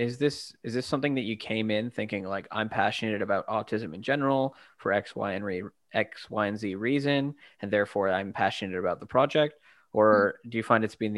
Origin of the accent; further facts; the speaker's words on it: Vancouver, British Columbia, Canada; I'm from Vancouver